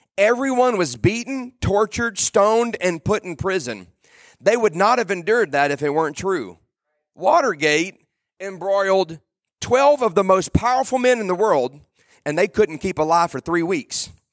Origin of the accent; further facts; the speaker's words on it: South Louisiana, United States; I'm from South Louisiana